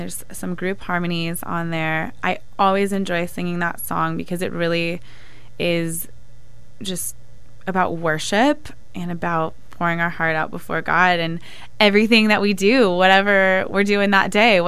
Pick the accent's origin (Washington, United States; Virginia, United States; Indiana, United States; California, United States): California, United States; Benicia; also born or lived in San Diego; I grew up in the San Francisco Bay Area in a little town called Benicia, at least until I was a teenager, and then my family moved to San Diego